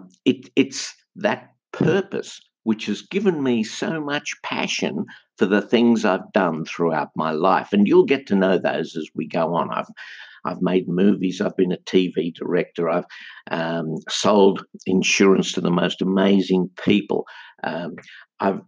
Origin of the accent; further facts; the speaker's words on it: Sydney, New South Wales, Australia; my hometown of Sydney